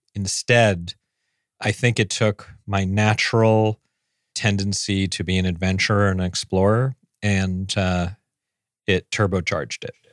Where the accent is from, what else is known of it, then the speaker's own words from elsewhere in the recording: New York City, New York, United States; also born or lived in San Francisco; I grew up on the Upper East Side